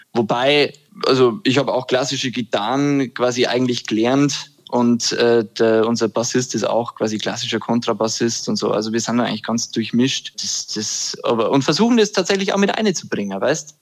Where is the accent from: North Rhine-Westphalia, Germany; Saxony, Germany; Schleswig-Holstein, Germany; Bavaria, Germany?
Bavaria, Germany; Upper Palatinate; now in Würzburg, Germany; ich komme aus der Oberpfalz